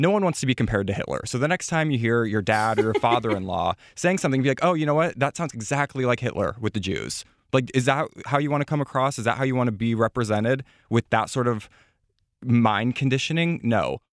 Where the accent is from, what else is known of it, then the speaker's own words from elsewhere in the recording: Midwest, United States; And I come from the Midwest, so I'm in the same position as you are